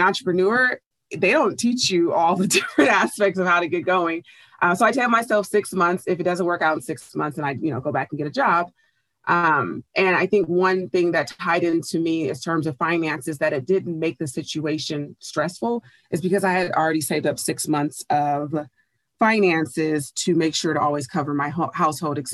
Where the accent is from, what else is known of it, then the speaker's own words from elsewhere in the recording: Oakland, California, United States; I grew up in Bay Area, California, specifically Oakland